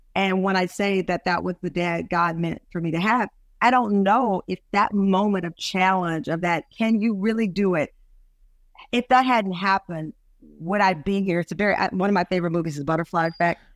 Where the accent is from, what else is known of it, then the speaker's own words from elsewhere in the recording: Luling, Texas, United States; I'm from the South. I'm from Luley, Texas